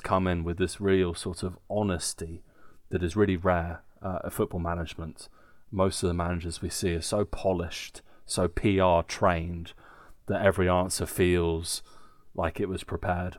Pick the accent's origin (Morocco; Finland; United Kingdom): United Kingdom; England; now in Germany; as English people